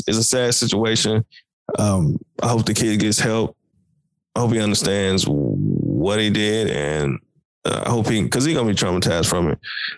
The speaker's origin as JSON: {"language": "English", "region": "Tennessee", "country": "United States", "said": "we're from Tennessee"}